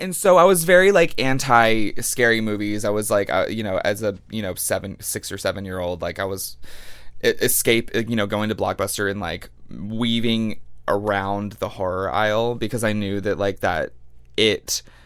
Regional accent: Longview, Texas, United States; moved away; I come from Longview, Texas

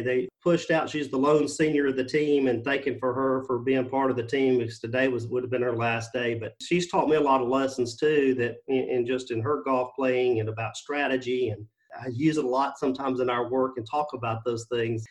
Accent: Mississippi, United States; moved away as an adult; now in Florida, United States; our state of Mississippi my home state, I should say, and now my, Florida, my home state

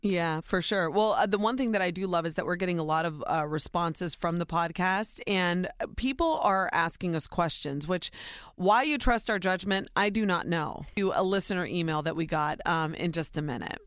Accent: Ohio, United States; born or raised there

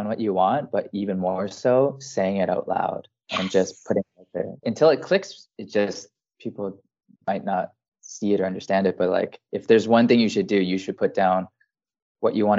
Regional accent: rural Alberta, Canada; moved away as an adult; also born or lived in French Polynesia; now in Iceland; coming from farmland Alberta

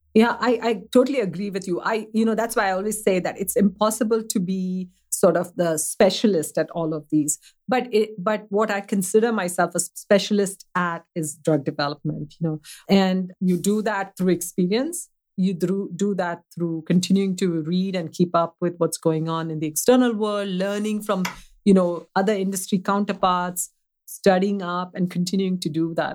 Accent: Mumbai, Maharashtra, India; now in United States; I grew up in a city that's actually very, very well known. It's uh, the city of Mumbai.

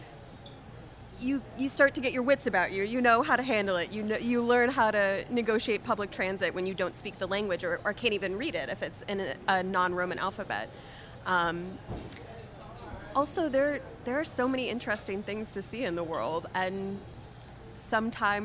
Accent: Louisville, Kentucky, United States; moved away as an adult; also born or lived in New York / New Orleans; my hometown of Louisville, Kentucky

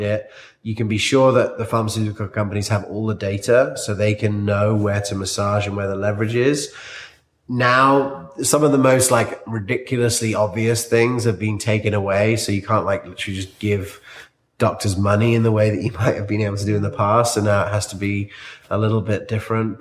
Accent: South Africa; moved away; I grew up in South Africa

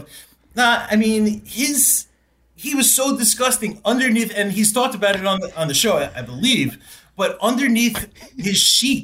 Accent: New York, United States; as a New Yorker

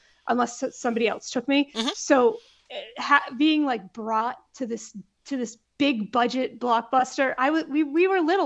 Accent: New England, United States; Growing up in New England, there's no air conditioning.

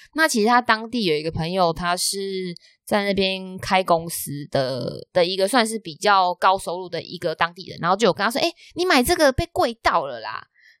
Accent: Taiwan; 我们台湾人

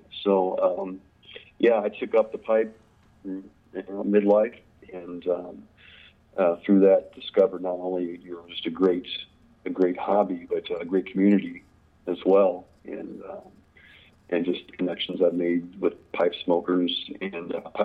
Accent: Des Moines, Iowa, United States; also born or lived in Eugene, Oregon / Bentonville, Arkansas; now in Cedar Rapids, United States; I was born in Des Moines, Iowa, and grew up there through high school

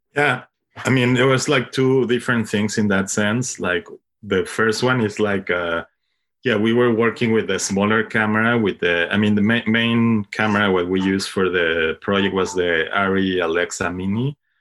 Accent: Mexico; English is a second language; moved away as an adult; now in Brooklyn, United States; I'm, I'm from Mexico, but I moved, like, around ten years to Brooklyn

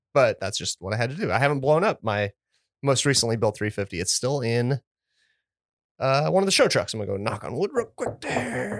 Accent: United States; I'm an American. I was born in America

